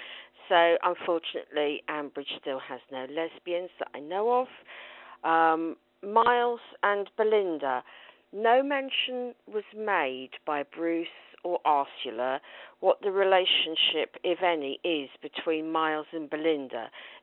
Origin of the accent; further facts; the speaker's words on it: Slough, South East England, United Kingdom; now in High Wycombe, United Kingdom; I'm from High Wycombe, originally from Slough. I was born into a Archer's Listening family in 1965